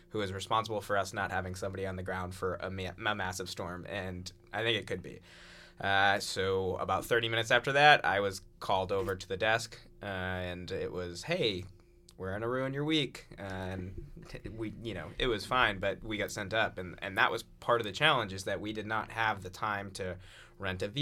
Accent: New England, United States; I'm from New England. I had covered blizzards.

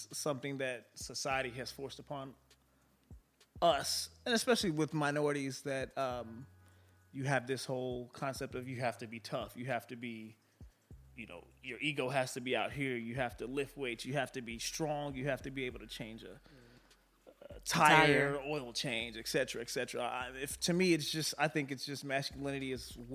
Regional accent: Dallas, Texas, United States; moved away as an adult; now in Houston, United States; I'm actually from Dallas. Moved to Houston 4.5 years ago

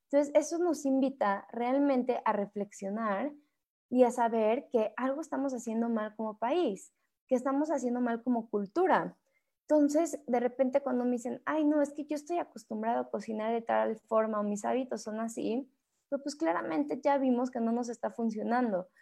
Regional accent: Mexico; como mexicanos

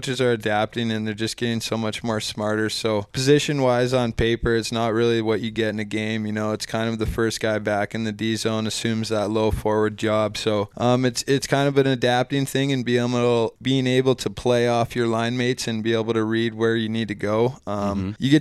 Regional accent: Rogers, Minnesota, United States; moved away; I'm from a town called Rogers, Minnesota

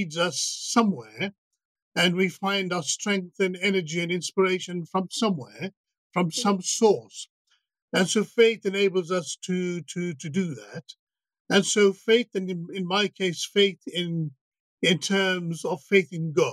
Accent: South Africa; moved away as an adult; also born or lived in Madras (ancestry); now in Manchester, United Kingdom; my background is South Africa. I'm South African Indian

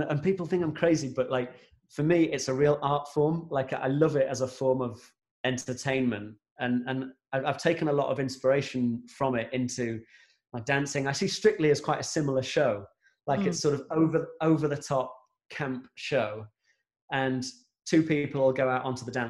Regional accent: Grimsby, Yorkshire and the Humber, United Kingdom; we're from Grimsby, and we'd be going down to London all the time.

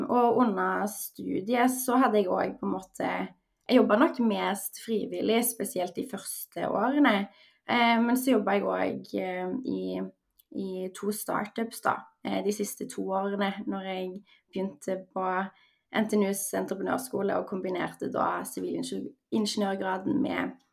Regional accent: Stavanger, Rogaland, Norway; moved away as an adult; also born or lived in Trondheim; now in Oslo, Norway; Jeg er født og oppvokst i Stavanger. Jeg bor nå i Oslo og har bodd der siden sommeren 2020 da jeg starta i min første fulltidsjobb. Eh, utenom det så bodde jeg fem år i Trondheim under studiene.

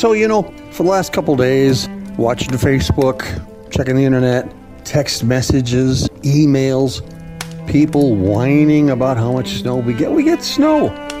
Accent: North Dakota, United States; now in South Dakota, United States; I grew up in North Dakota on a farm, and we had snow up there.

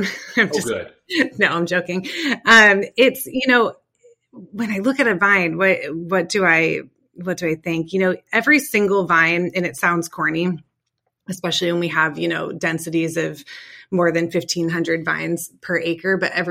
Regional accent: East Bay, California, United States; I grew up in the East Bay.

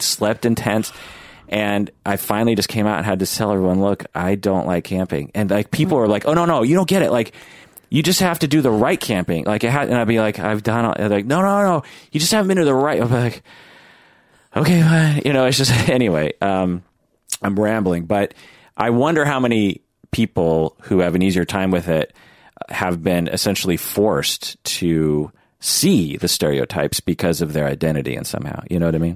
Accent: Pacific Northwest, United States; I'm from the Pacific Northwest.

